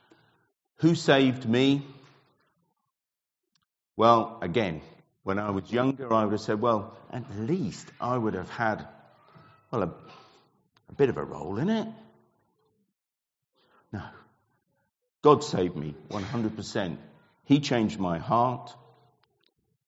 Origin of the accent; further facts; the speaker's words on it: Ipswich, East of England, United Kingdom; the church that I grew up in Ipswich